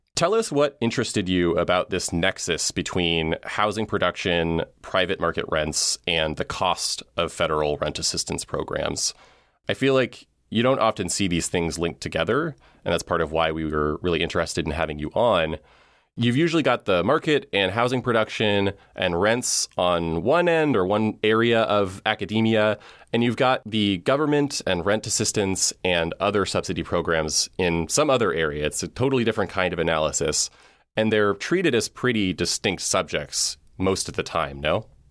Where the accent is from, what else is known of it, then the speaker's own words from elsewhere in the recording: West Coast, United States; as a lifelong West Coast resident